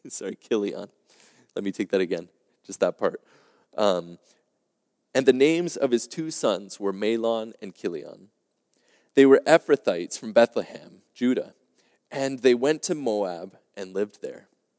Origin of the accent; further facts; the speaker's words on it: Quebec, Canada; now in Ontario, Canada; as you probably know, I came here from Quebec. And for us in Quebec, the first lockdown was actually March 13th, 2020.